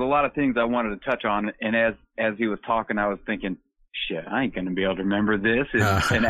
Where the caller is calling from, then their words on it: Washington, United States; I'm up in Eastern Washington State.